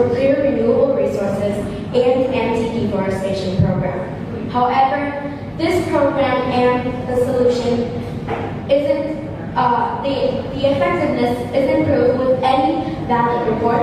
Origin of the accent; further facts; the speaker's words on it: Ho Chi Minh City, Vietnam; I'm from Ho Chi Minh City